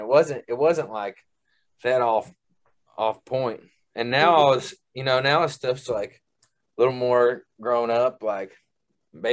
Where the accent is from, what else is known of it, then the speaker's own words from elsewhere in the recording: Central Kentucky, United States; I'm from Central Kentucky